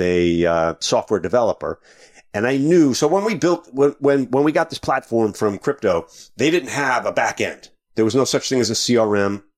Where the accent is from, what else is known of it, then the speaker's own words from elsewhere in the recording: Long Island, New York, United States; Originally from New York, way out